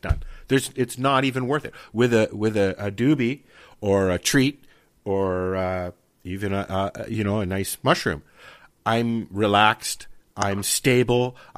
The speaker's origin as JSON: {"language": "English", "town": "Toronto", "region": "Ontario", "country": "Canada", "tie": "born or raised there", "said": "I grew up in Toronto. I'm 57 this year. And I grew up in Toronto in Yorkville, which was a mecca for hippies and stuff like that in Toronto, right at Yonge Street."}